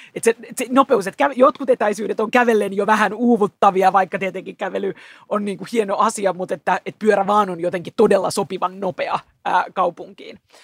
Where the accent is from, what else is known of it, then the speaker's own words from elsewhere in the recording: Helsinki, Uusimaa, Finland; Mä itse täältä kotosin, että siinä mielessä kuulun helsinkiläiseen vähemmistöön, syntyperäinen helsinkiläinen